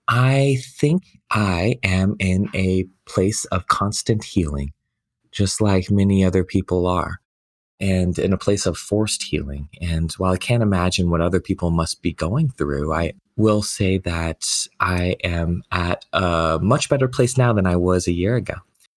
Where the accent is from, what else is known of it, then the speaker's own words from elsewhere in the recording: Beijing, China; born there; moved away; So I was actually born in China. I was born in Beijing, China, and I was never supposed to come here.